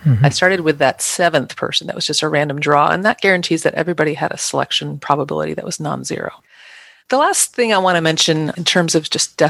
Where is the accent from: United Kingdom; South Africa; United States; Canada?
United States; Midwest; I'm a Midwesterner and I say strata